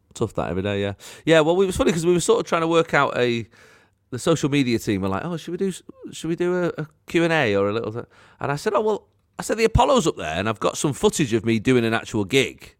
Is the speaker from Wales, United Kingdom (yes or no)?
no; Manchester, North West England, United Kingdom; I sort of lived in an odd area, so I was like Wally Range, Moss Side, Cholton